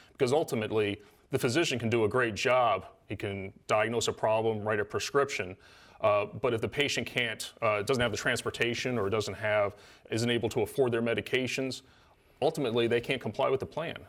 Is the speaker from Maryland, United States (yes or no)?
yes; Salisbury, Maryland, United States; moved away as an adult; I grew up here in Salisbury. Uh, lived here till I was, uh, about eighteen